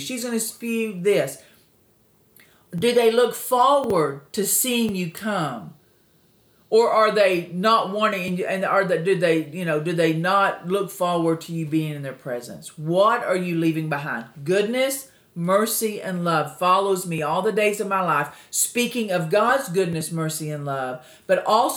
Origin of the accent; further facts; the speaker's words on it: Texas, United States; I'm originally from Texas